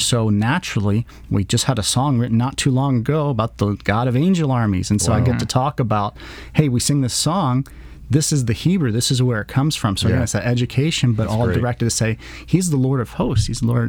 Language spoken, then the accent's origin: English; College Station, Texas, United States; I go to my wife, as I'm from College Station, and she took me to a Texas A&M game for the first time